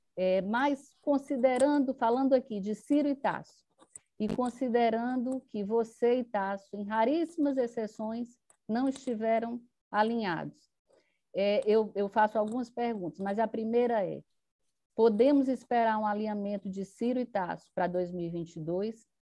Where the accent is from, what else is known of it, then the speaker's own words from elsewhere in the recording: Ceará, Brazil; como cearense